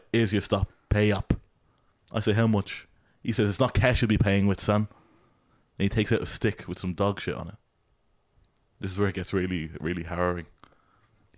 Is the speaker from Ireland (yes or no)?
yes; Ireland; accent: Irish; he picks up on my accent. He goes, Irish, is it? Yeah